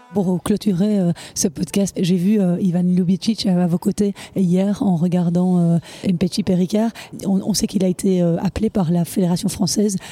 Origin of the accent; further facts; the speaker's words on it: Belgium; chez nous en Belgique